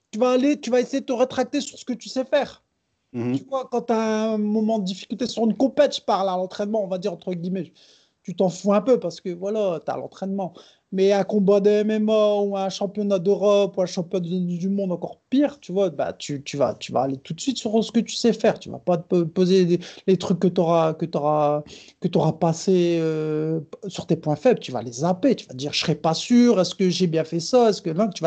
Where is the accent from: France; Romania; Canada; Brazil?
Brazil; je suis brésilien